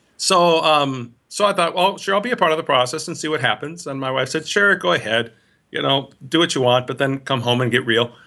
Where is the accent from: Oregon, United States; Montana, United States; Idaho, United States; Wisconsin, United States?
Wisconsin, United States; Milwaukee; also born or lived in Minnesota; I grew up in the Greater Milwaukee Synod area, born in Minnesota, but then as a young child moved here, uh, and went to high school here in this, uh, synod